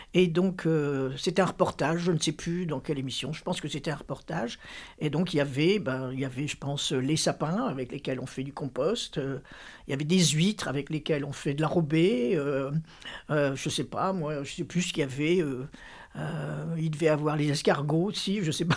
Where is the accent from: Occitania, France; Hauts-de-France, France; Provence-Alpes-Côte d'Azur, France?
Hauts-de-France, France; Lille; j'ai grandi à Lille